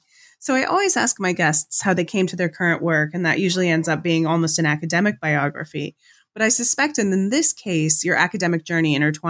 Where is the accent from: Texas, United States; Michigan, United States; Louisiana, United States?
Michigan, United States; moved away as an adult; now in Amsterdam, Netherlands; I'm a Midwesterner and I live in Amsterdam. And I find myself thinking about the disjunctures between the world of my childhood, the 70s and the 80s, Michigan, the woods